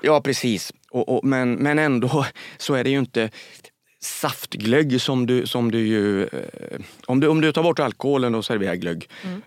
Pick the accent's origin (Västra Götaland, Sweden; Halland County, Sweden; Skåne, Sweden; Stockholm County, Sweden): Västra Götaland, Sweden; Västergötland; som jag säger som är västgöte.